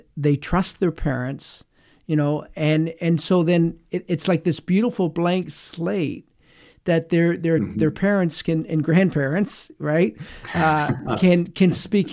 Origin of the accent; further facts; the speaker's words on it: Canada; us growing up in Canada